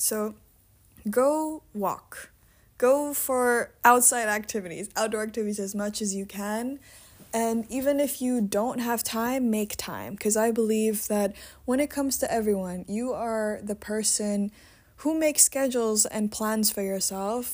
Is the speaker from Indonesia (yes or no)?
yes; Indonesia; now in Netherlands; I was born and raised in Indonesia